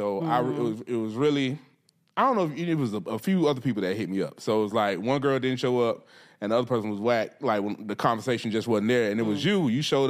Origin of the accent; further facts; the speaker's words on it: Atlanta, Georgia, United States; I'm from Atlanta.